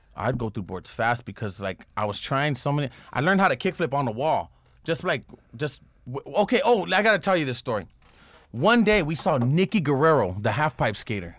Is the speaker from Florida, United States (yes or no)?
no; Los Angeles, California, United States; I grew up in Echo Park